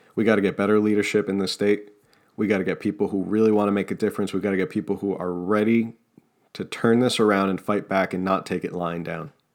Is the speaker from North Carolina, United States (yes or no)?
no; New Jersey, United States; accent: Jersey; I talk through my jersey accent.